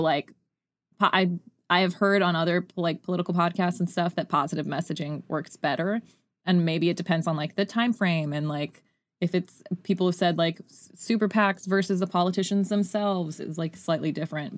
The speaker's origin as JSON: {"language": "English", "region": "Utah", "country": "United States", "tie": "born or raised there", "said": "growing up in Utah"}